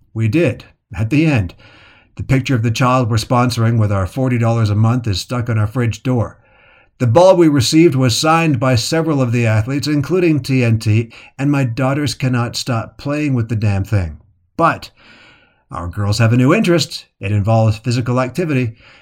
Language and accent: English; Calgary, Alberta, Canada; As a boy growing up in Calgary, Canada in the seventies